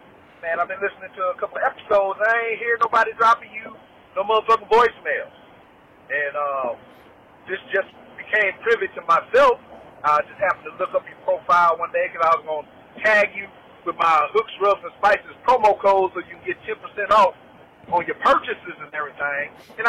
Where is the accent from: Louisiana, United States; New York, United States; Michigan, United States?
Louisiana, United States; I'm from Louisiana, y'all from Texas, I got family in Texas